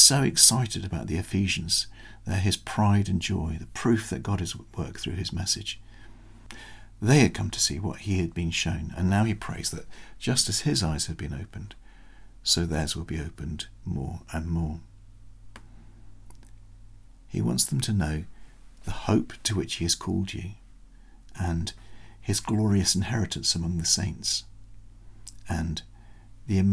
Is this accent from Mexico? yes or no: no; United Kingdom; as a Brit